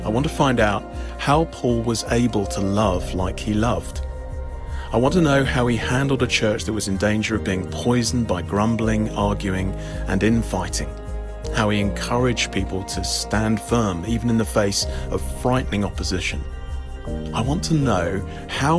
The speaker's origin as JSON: {"language": "English", "town": "Epsom", "region": "South East England", "country": "United Kingdom", "tie": "born or raised there", "said": "I grew up just outside London in a town called Epsom"}